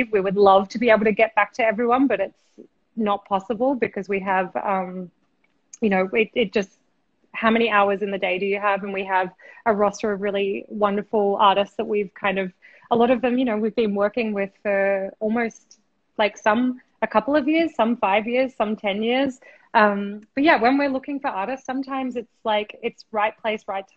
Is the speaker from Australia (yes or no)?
yes; Australia; also born or lived in Brooklyn, New York; now in New York, United States; I'm originally from Australia, but I live in New York. I'm chatting to you from Brooklyn right now.